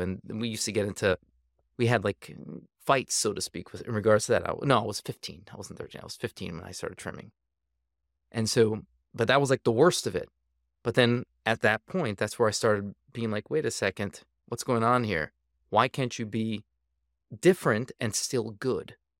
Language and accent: English; Saint Paul, Minnesota, United States; also born or lived in New York / California / South Africa / Israel; now in Pennsylvania, United States; I grew up in Minnesota, Saint Paul, Minnesota